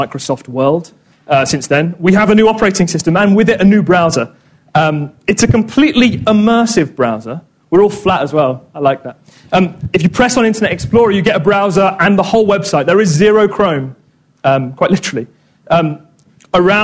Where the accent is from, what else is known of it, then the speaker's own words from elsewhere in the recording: Corby, East Midlands, United Kingdom; moved away; I'm actually from Corby